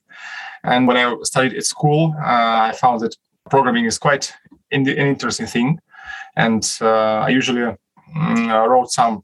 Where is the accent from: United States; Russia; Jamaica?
Russia; Moscow; we are from Moscow